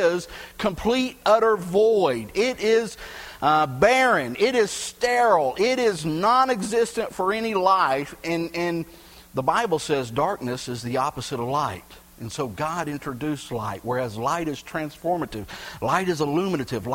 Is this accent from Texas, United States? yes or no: yes; Gulf Coast of Texas, United States; Where I grew up on the Gulf Coast of Texas, we had refineries everywhere